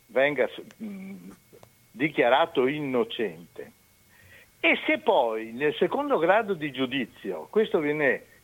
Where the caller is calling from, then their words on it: Romano d'Ezzelino, Veneto, Italy; Ah sì, da Romano De Zulino, via della Madonnetta 47.